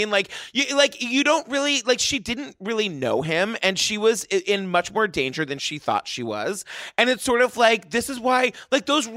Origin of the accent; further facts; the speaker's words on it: New York City, New York, United States; as a New Yorker